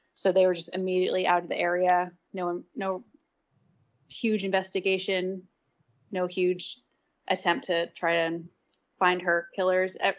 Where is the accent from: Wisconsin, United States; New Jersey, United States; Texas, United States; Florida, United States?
New Jersey, United States; I'm from North Jersey. Grew up, you know, doing outdoorsy things with my dad